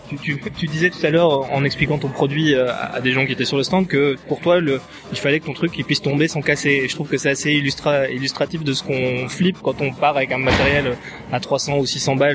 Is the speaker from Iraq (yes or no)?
no; Switzerland; Pardon, je suis suisse.